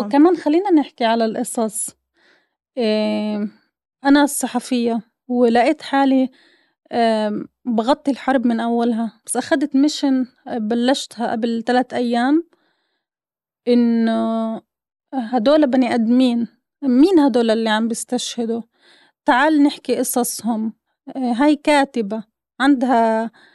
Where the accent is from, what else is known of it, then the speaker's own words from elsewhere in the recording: Gaza, Gaza Strip, Palestine; moved away; انا من غزة